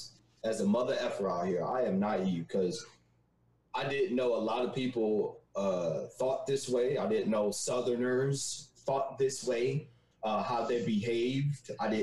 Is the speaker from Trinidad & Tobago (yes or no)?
yes; Trinidad & Tobago; I still haven't gotten rid of my pride as far as West Indian and Trinidadian